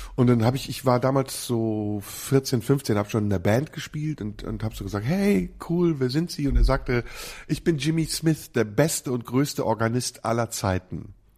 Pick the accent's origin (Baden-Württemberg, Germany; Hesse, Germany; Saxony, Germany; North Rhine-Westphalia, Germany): North Rhine-Westphalia, Germany; Neuss; in meiner Heimatstadt Neuss